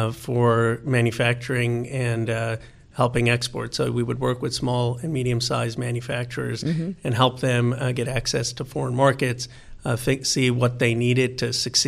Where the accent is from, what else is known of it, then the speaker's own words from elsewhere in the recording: Bucks County, Pennsylvania, United States; moved away as an adult; also born or lived in Philadelphia / Chicago; now in Bay Area, United States; I was born in Philadelphia and grew up in Bucks County, Pennsylvania